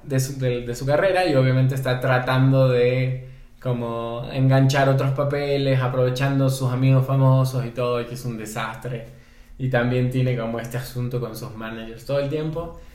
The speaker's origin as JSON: {"language": "Spanish", "town": "Guayaquil", "region": "Guayas", "country": "Ecuador", "tie": "born or raised there", "also_born_or_lived": "Buenos Aires, Argentina / Quito, Ecuador", "moved": "as an adult", "lives_now": "Mexico", "said": "Soy ecuatoriano, nací en Guayaquil, vivo en México hace aproximadamente unos 5 años"}